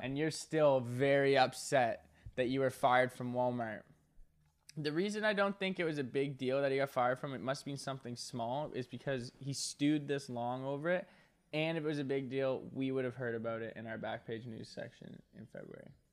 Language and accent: English; Nova Scotia, Canada; I'm from Nova Scotia